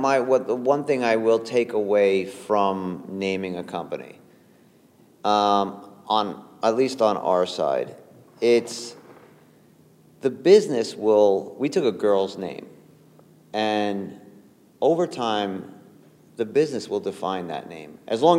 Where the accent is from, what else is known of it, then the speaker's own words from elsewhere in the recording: New York, United States; And even just growing up in New York in general, you're kind of like a chameleon.